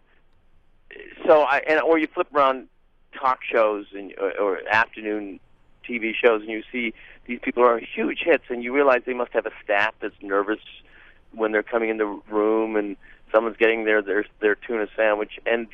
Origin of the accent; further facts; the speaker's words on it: Hamilton, Ontario, Canada; growing up in Hamilton, Ontario, Canada